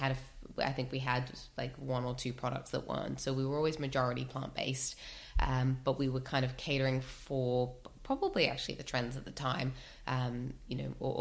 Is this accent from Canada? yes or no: no; Australia; moved away as an adult; now in United Kingdom; I grew up in Australia, moved here, oh my goodness, about 13 years ago now